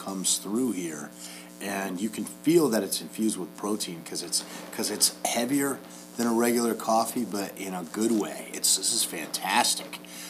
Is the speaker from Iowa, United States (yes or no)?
no; Norwalk, Connecticut, United States; moved away as an adult; I moved out of my hometown when I was a freshman in college. My parents moved to another town in Connecticut